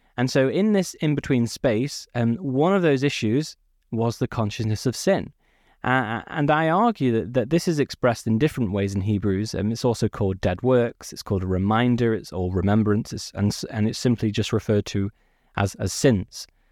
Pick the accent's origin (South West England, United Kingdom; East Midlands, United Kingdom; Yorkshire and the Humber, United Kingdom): East Midlands, United Kingdom; Peak District; also born or lived in Manchester; I was born not too far from Manchester. I grew up in the Peak District